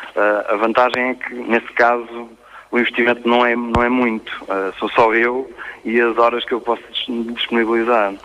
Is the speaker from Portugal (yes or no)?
yes; Portugal; eu digo sempre que sou português